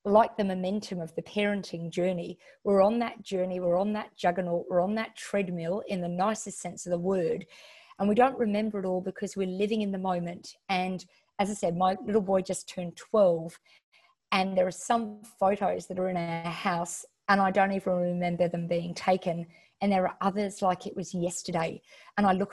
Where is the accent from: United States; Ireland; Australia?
Australia; Western Australia; moved away as an adult; also born or lived in Melbourne / Sydney; So even though I'm from Western Australia, I lived in Melbourne and Sydney for 12 years. And my mum was back here